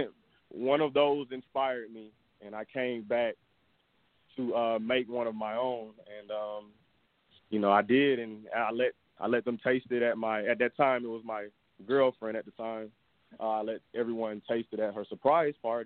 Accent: New York, United States; moved away; also born or lived in Georgia, United States; I'm from New York, but my parents are from the South.

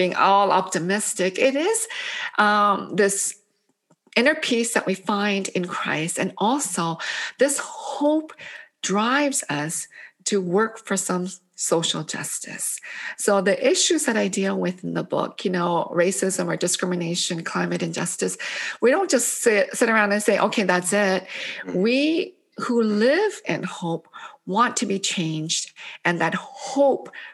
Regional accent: Canada; English is a second language; also born or lived in Korea; now in United States; I arrived in Canada at the age of 5. I couldn't speak English

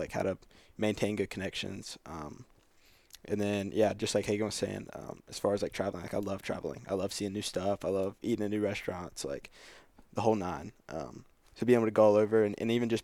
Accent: High Point, North Carolina, United States; moved away as an adult; I'm from High Point.

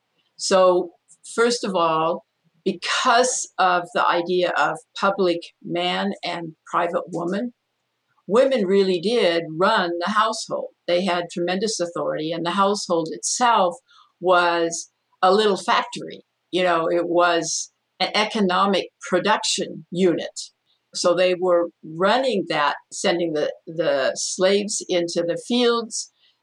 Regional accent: Mexico; And that was the ideal scenario where, when I grew up in Mexico, although that wasn't my parents' idea, so we were not accompanied.

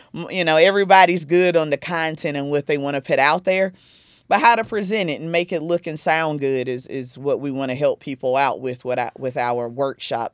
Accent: South Carolina, United States; now in New Jersey, United States; I'm originally from South Carolina.

